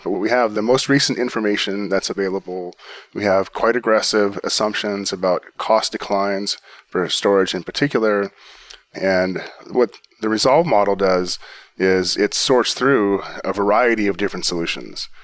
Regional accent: Pacific Northwest, United States; I grew up in the Pacific Northwest

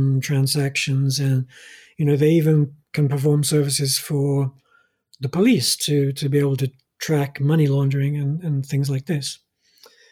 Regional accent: Norway; In my home country, Scandinavia and Norway

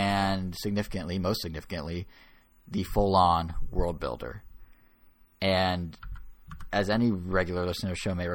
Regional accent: United States; I'm American through and through

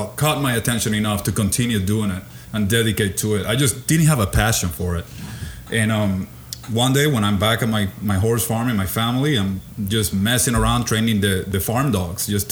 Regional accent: Puerto Rico; moved away; So I was born and raised in Puerto Rico.

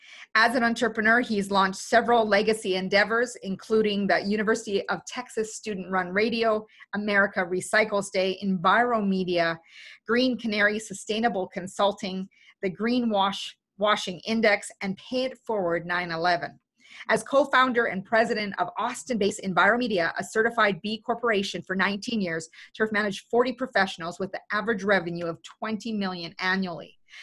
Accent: Canada; being Canadian, it made me even prouder of being Canadian.

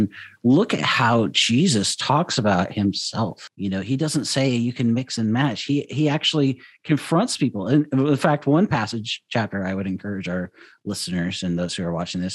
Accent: Seattle, Washington, United States; growing up in Seattle

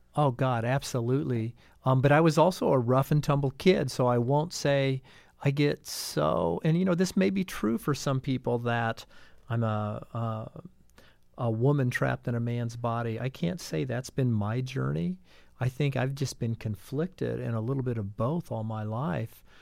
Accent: Brown County, Indiana, United States; I grew up in the shadows of Bloomington. I'm from Brown County, the suburbs of Bean Blossom

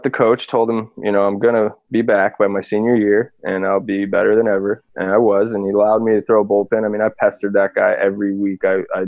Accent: Arizona, United States; moved away as an adult; also born or lived in Washington; I'm from Arizona originally

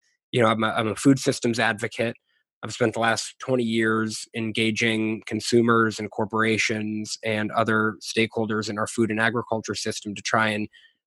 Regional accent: New England, United States; moved away as an adult; also born or lived in Philadelphia / Washington, D.C. area / Maryland / New Orleans; now in Austin, United States; I grew up in the Northeast in New England, but I've been kind of making my way south and west ever since. I've moved around quite a bit.

